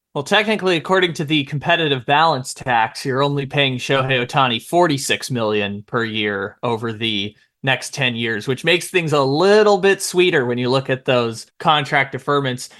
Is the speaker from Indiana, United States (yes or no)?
no; San Diego, California, United States; born or raised there